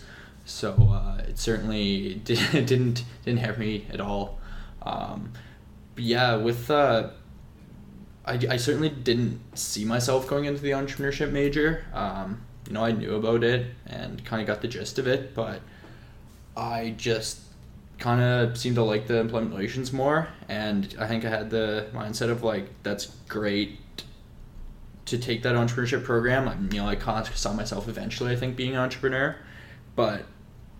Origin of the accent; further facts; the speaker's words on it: New Glasgow, Nova Scotia, Canada; I'm from a nice little town in kind of northern Nova Scotia called New Glasgow. Grew up there until I took off to Acadia University.